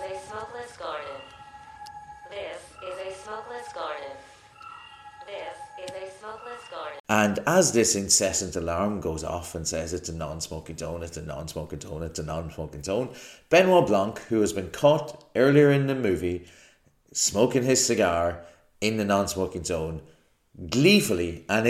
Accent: Ireland; I'm an Irish person

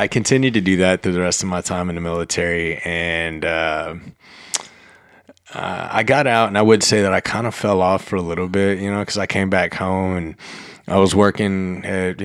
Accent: Alvin, Texas, United States; also born or lived in Port Lavaca, Texas; I grew up mostly in Alvin between starting Port Lavaca and then moved to Alvin. Went through high school there

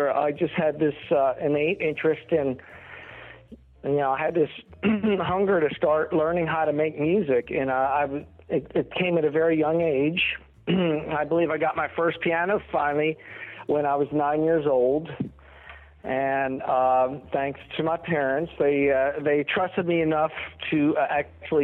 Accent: right outside of Atlantic City, New Jersey, United States; moved away as an adult; now in Nashville, United States; I grew up on the East Coast, right outside of Atlantic City. And in 1987, I decided to make the move down south to Nashville

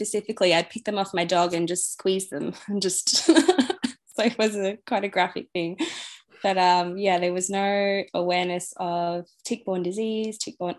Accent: Singapore; born there; I was actually born in Singapore, and I moved around a lot.

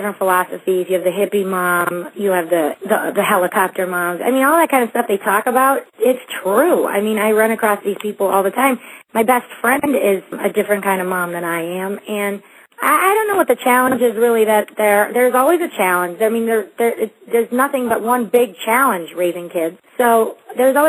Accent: Los Angeles, California, United States; also born or lived in Cleveland, Ohio; I grew up in the San Fernando Valley. I was born in Cleveland, but I grew up, my family came here when I was 7.

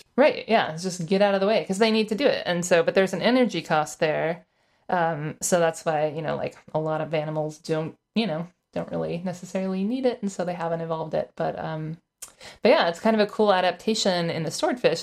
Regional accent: Florida, United States; I'm from Florida

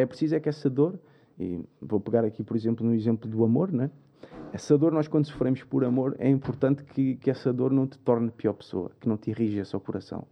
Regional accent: Albufeira, Algarve, Portugal; moved away as an adult; now in Lisbon, Portugal; como vinha do Algarve, Lisboa é diferente, uma cidade maior, não é? vinha de Albufeira

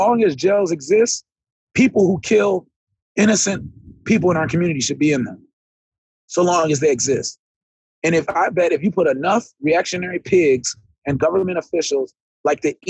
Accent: Jamaica; I'm a Jamaican

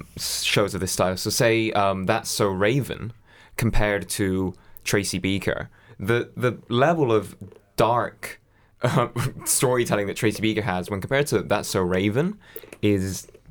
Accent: Spain; Even though I grew up in Spain, we had Sky, like we managed to have the Sky account registered to my nan's house in Lincoln.

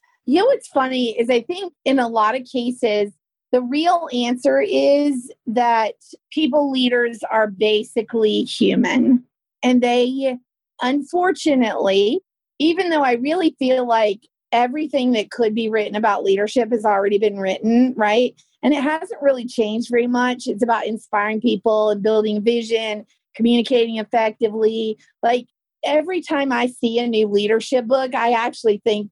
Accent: the South, Southern United States, United States; accent: Southern; my Southern accent

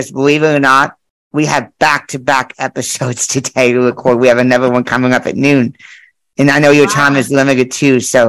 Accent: Texas, United States; I was born here in Texas.

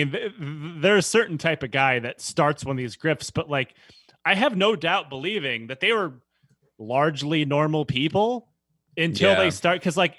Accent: Detroit, Michigan, United States; No, I'm from Detroit.

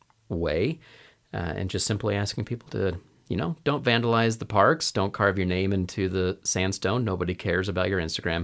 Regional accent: Portland, Oregon, United States; I grew up in Portland, in the Portland, Oregon area, and had a very impactful leader.

